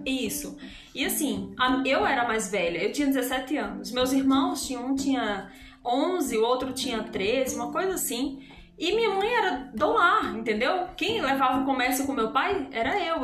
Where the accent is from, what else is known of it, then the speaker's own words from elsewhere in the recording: interior of Ceará, Brazil; moved away as an adult; also born or lived in Natal, Rio Grande do Norte; now in Fortaleza, Brazil; eu sou do interior do Ceará, numa cidadezinha muito pequena